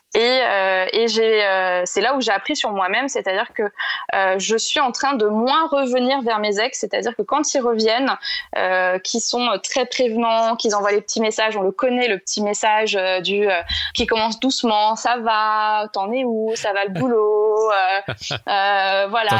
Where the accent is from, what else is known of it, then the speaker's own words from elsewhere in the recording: Paris, Île-de-France, France; je suis parisienne